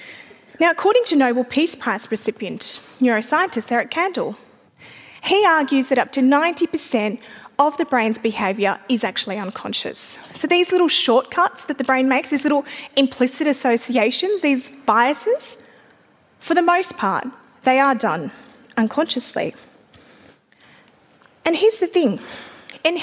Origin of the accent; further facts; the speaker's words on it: Afghanistan; now in Australia; an Australian woman who's originally from Afghanistan and a Muslim